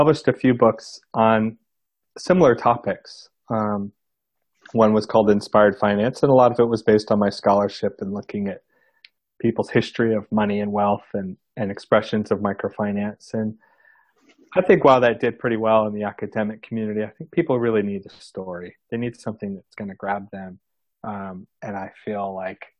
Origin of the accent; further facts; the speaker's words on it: United States; being an American